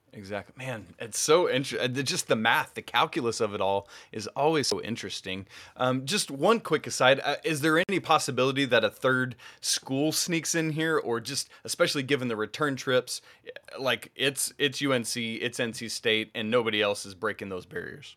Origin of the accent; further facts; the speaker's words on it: Georgia, United States; my home state of Georgia